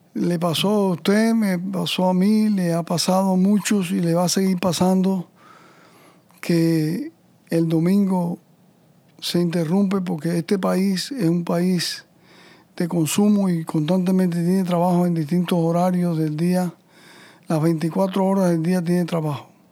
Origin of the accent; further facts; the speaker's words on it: Cuba; moved away; inmigrante como el mío, como todos los que venimos de Cuba